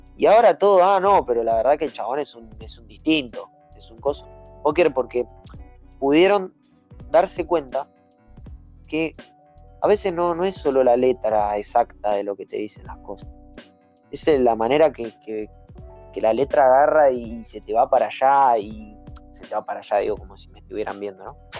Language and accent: Spanish; Tigre, Buenos Aires Province, Argentina; soy argentino soy de tigre